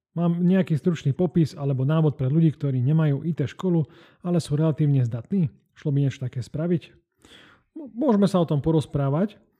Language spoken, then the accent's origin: Slovak; Banská Bystrica, Banská Bystrica Region, Slovakia; ja som z Banskej Bystrice